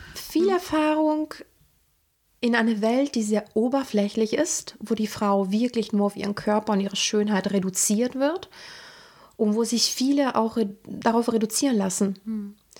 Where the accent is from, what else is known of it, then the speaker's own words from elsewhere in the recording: Rome, Lazio, Italy; moved away; Also weil ich komme aus dem Vatikan, ich bin 1984 bei Rom geboren und ich hatte eine sehr morbide und zum Teil düstere Kindheit